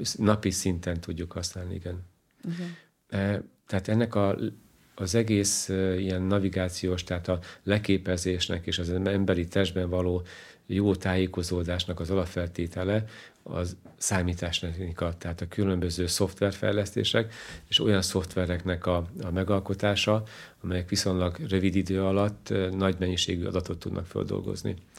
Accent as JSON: {"language": "Hungarian", "town": "Kolárovo", "region": "Nitra Region", "country": "Slovakia", "tie": "born or raised there", "also_born_or_lived": "Bratislava", "first_language": "Hungarian", "moved": "as an adult", "lives_now": "Hungary", "said": "én olyan környezetben nőttem föl, hogy a, a lakosság 90%-a volt magyar, 9%-a volt roma"}